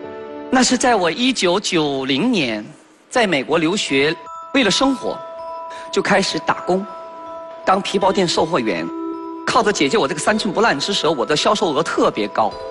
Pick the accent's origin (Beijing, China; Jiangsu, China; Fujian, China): Beijing, China; moved away as an adult; also born or lived in United States; 我说：“是的，是的。”我说：“我从北京来。”